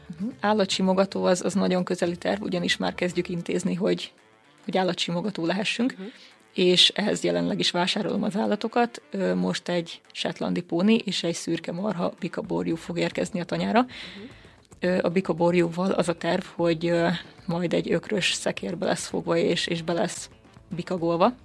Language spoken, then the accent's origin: Hungarian; Békéscsaba, Békés, Hungary; Én 21 éves vagyok, és a Békés Csabai Evangélikus Gimnáziumban tanultam.